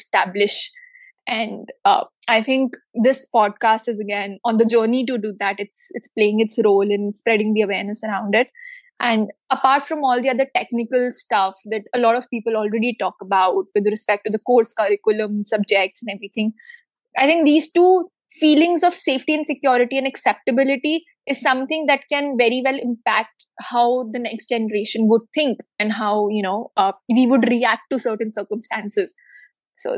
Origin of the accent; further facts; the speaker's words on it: Delhi, India; I am born and brought up in Delhi